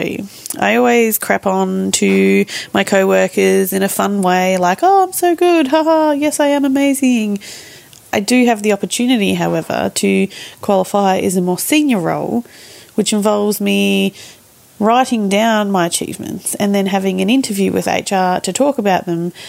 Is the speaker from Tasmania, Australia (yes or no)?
no; Melbourne, Victoria, Australia; I'm 37. I'm from Melbourne.